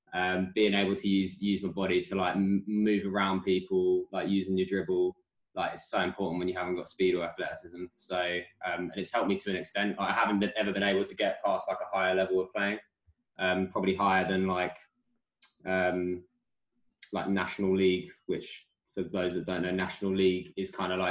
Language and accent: English; United Kingdom